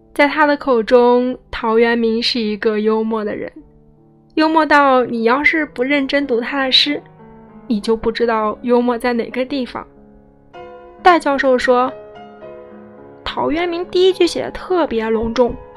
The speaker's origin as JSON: {"language": "Chinese", "region": "Hubei", "country": "China", "said": "戴老师也是我湖北老乡，嗯，我们湖北人"}